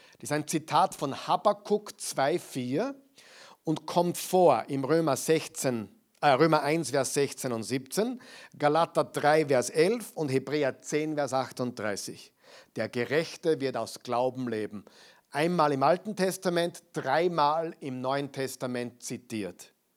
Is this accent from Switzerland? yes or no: no; Austria; Bei uns in Österreich